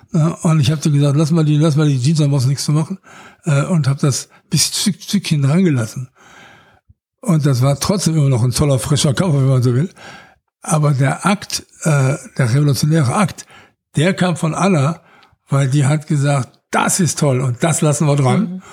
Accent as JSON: {"language": "German", "area": "Ruhr area", "region": "North Rhine-Westphalia", "country": "Germany", "said": "Ich bin aus dem Ruhrgebiet."}